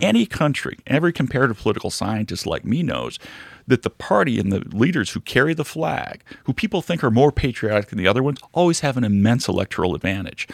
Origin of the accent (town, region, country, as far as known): United States